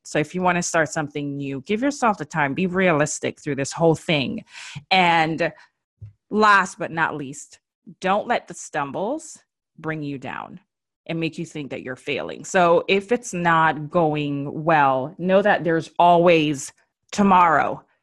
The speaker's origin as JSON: {"language": "English", "country": "Jamaica", "accent": "Jamaican", "said": "My Jamaican accent just came out"}